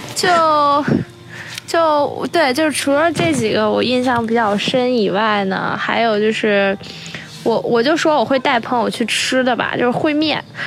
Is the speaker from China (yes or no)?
yes; Zhengzhou, Henan, China; 我是从小在二期 取长大的